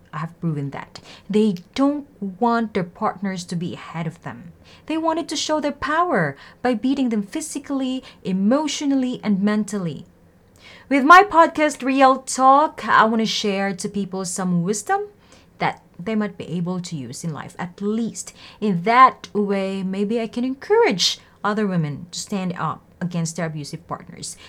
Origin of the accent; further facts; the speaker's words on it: Philippines; I'm from Philippines